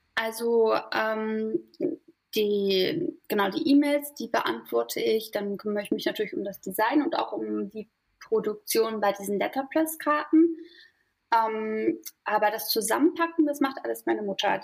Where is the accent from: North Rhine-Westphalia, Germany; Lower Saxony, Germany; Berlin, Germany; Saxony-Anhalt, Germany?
Berlin, Germany; moved away as an adult; now in Mecklenburg Lake District, Germany; also ich komme eigentlich aus Berlin mhm. und bin dort auch aufgewachsen